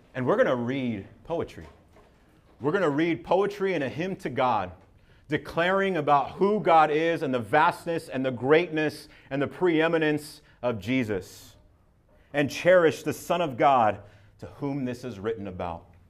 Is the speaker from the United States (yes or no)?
yes; Southern California, United States; I'm from Southern California